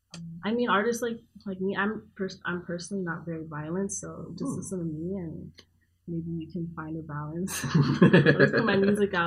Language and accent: English; Miami, Florida, United States; I'm from Miami.